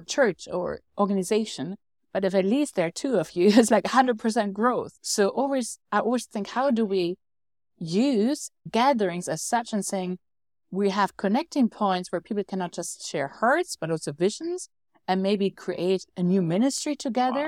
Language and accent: English; Germany; I'm from Germany.